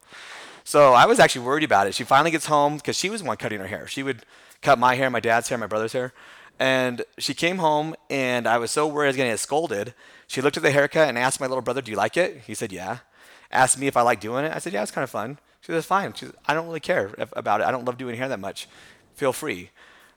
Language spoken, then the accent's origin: English; Temecula, California, United States; moved away as an adult; also born or lived in Buffalo, New York; I grew up in Temecula, California, which is Southern California